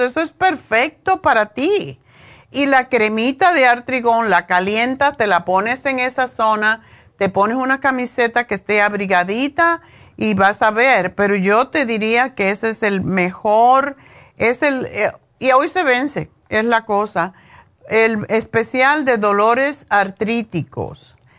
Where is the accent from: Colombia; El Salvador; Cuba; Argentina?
Cuba; yo soy cubana